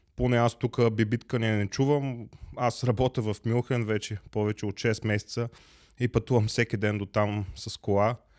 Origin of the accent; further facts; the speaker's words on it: Plovdiv, Plovdiv Province, Bulgaria; moved away as an adult; now in Germany; Аз съм роден в Пловдив